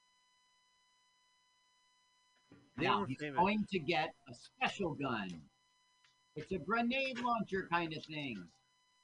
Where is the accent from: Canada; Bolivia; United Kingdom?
Canada; when I was little growing up in Canada, I used to watch that show.